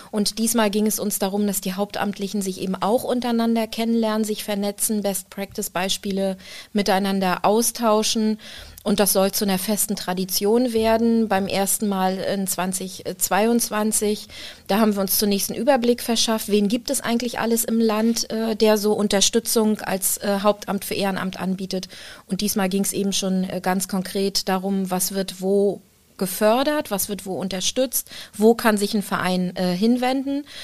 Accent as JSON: {"language": "German", "town": "Rostock", "region": "Mecklenburg-Vorpommern", "country": "Germany", "said": "Aber ich bin ja in Rostock geboren und in Rostock ist die Zahl sieben eine ganz besondere."}